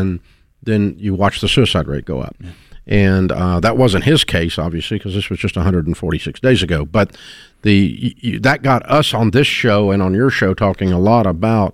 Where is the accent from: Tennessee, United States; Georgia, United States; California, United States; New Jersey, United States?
Tennessee, United States; Nashville; I grew up in Nashville my whole life